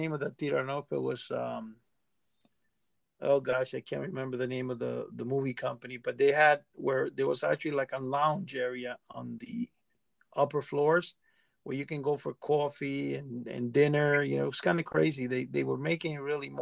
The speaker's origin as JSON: {"language": "English", "town": "New York City", "region": "New York", "country": "United States", "tie": "born or raised there", "said": "I grew up in Manhattan"}